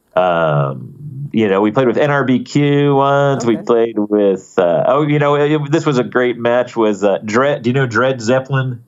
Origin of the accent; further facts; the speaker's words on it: Poughkeepsie, New York, United States; growing up in Poughkeepsie